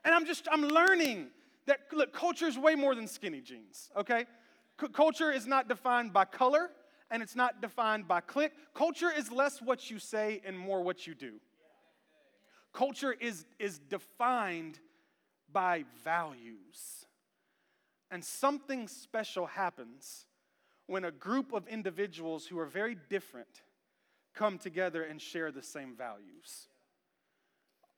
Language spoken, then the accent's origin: English; Memphis, Tennessee, United States; now in Smyrna, United States; I was born in Memphis. We had a culture